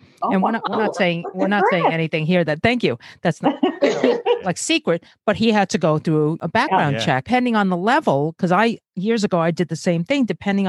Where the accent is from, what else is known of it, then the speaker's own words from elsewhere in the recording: Brazil; born there; because I was born in Brazil